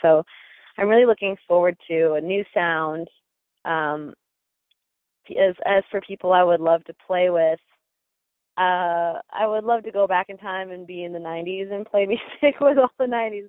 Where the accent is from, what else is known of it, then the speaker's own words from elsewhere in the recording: Minnesota, United States; moved away as an adult; now in Los Angeles, United States; Yep, I'm from Minnesota. I even went to college there at a place called St. Olaf, and I did music there, and I moved out to LA when I was 21.